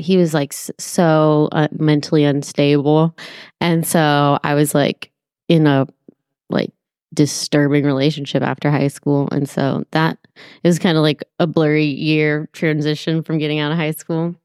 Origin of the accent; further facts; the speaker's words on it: Petaluma, California, United States; moved away as an adult; also born or lived in San Francisco Bay Area; now in Marin County, United States; I'm from Sonoma County